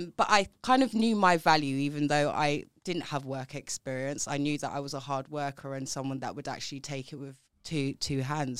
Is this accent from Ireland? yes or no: no; London, United Kingdom; grew up in South East London, if you can't tell from my accent